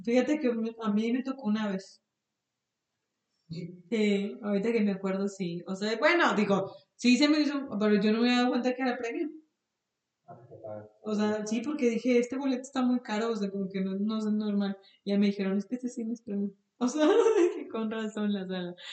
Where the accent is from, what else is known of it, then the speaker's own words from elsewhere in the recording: Mexico; nosotros como mexicanos